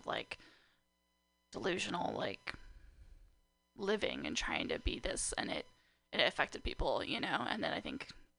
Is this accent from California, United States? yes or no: yes; Napa, California, United States; moved away as an adult; now in Portland, United States; I was born and raised in Napa, California, though.